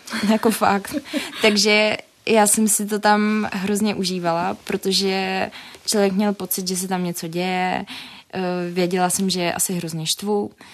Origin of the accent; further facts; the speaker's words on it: Jičín, Hradec Králové Region, Czechia; now in Prague, Czechia; jsem eh, sice z Jičína, ale působím v Praze